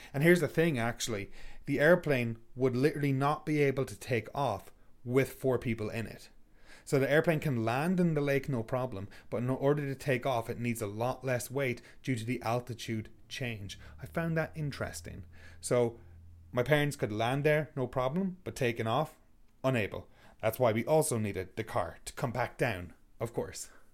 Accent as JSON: {"language": "English", "country": "Ireland", "moved": "as an adult", "lives_now": "Canada", "said": "We're Irish"}